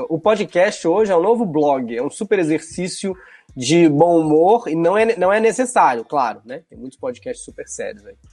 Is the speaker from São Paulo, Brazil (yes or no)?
no; Belo Horizonte, Minas Gerais, Brazil; Eu sou de Belo Horizonte e sou de bairro, de um bairro muito tradicional lá, chamado Barroca.